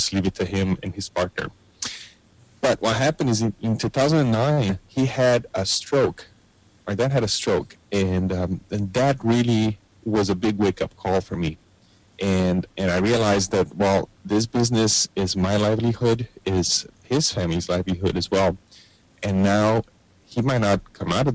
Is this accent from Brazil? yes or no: yes; Brazil; now in Canada; I grew up in Brazil in the 1980s.